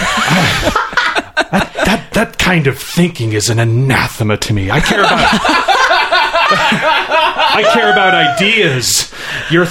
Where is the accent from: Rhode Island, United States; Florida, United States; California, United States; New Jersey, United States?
California, United States; growing up in California